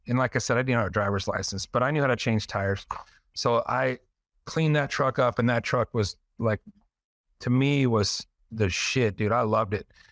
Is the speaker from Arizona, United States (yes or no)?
yes; Phoenix, Arizona, United States; I grew up in Central Phoenix